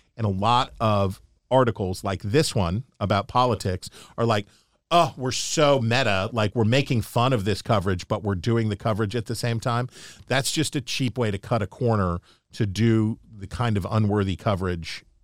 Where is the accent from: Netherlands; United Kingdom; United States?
United States; Appalachia; now in Washington, D.C., United States; I can say this as an Appalachian American